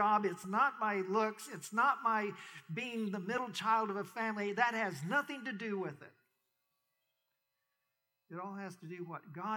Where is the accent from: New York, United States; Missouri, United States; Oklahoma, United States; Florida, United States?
Oklahoma, United States; Major County; moved away as an adult; also born or lived in California / Kent, Ohio; I grew up in Major County in Oklahoma